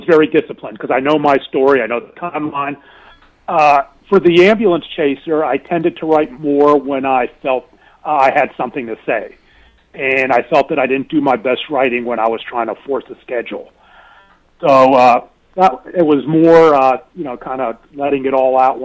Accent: Pittsburgh, Pennsylvania, United States; moved away; I was born and raised in Pittsburgh

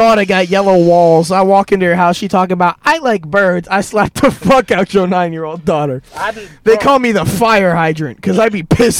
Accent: Grenada; I'm from Grenada, which is in the Caribbean island, so other side of the ocean.

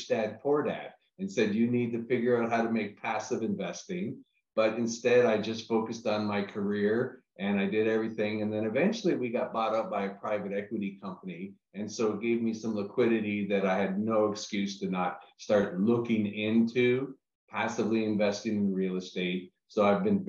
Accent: Canada; moved away as an adult; also born or lived in New York City / Los Angeles / Orlando; I'm originally from Canada

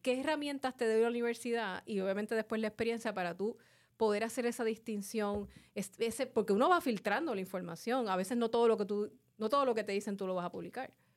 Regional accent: Carolina, Puerto Rico; Como dicen en mi pueblo de Carolina

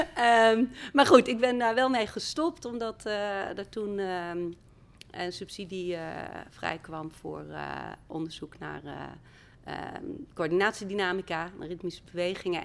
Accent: Friesland, Netherlands; moved away as an adult; also born or lived in Amsterdam; Ik kwam uit Friesland

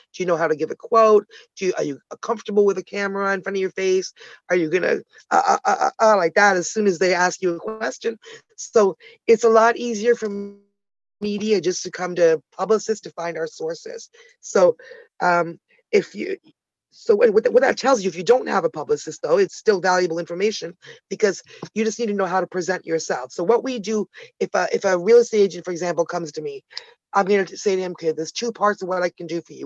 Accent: Toronto, Ontario, Canada; also born or lived in Ottawa, Canada; I'm Canadian, originally born in Ottawa, the nation's capital. Toronto girl

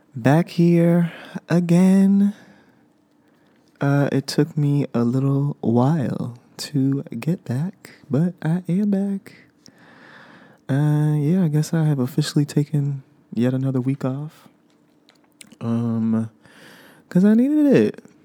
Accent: United States; I am an American

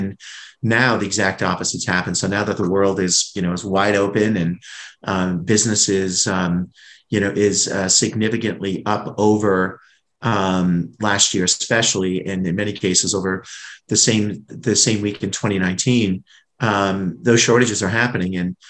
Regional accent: New England, United States; because like you, I'm from New England and I know what those lobster rolls are like up in Connecticut and Massachusetts.

